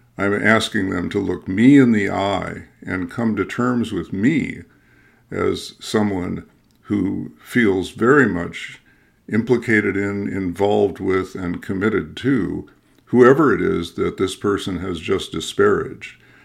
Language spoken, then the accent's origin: English; Midwest, United States; I'm a Midwesterner too, uh, who's you know who was formed or deformed in the culture of nice